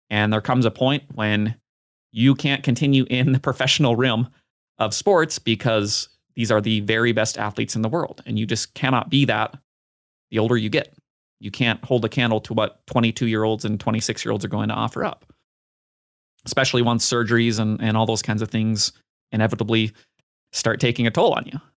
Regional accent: Basel, Basel-Stadt, Switzerland; When my love of tennis started, I was a ball kid in my hometown of Basel.

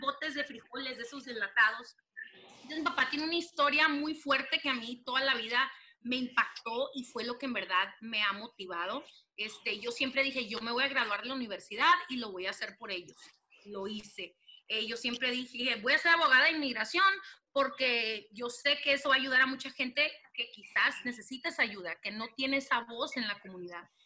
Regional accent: Los Angeles, California, United States; accent: pocha; also born or lived in Culiacán, Sinaloa; pero crecí, nací aquí en Los Ángeles

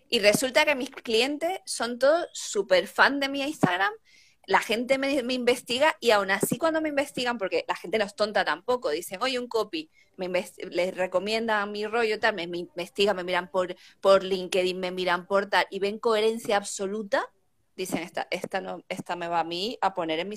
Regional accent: Tenerife, Canary Islands, Spain; moved away as an adult; now in Madrid, Spain; yo soy de Canarias, yo soy de Tenerife.

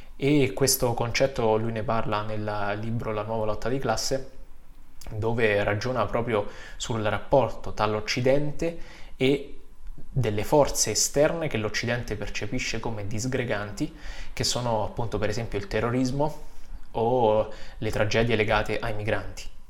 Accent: Vicovaro, Lazio, Italy; also born or lived in Lombardy; now in Fossalta di Piave, Italy; Vengo dalle colline del Lazio, da Vicovaro, vicino Roma

